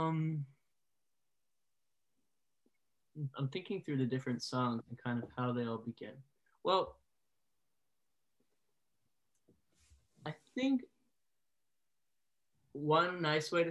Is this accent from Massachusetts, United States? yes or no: yes; Dover, Massachusetts, United States; also born or lived in Milton, Massachusetts; I was born in Dover, Massachusetts. It's a suburb, kind of like almost a rural suburb, maybe 45 minutes southwest of Boston. I lived in that house till I was 17